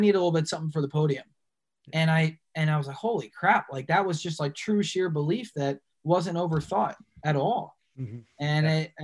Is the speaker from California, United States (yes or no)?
no; New Jersey, United States; I'm from Jersey.